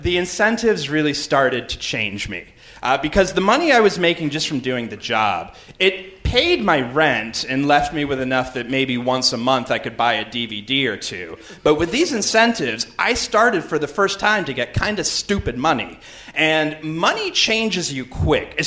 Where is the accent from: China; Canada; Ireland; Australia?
Canada; I'm from Canada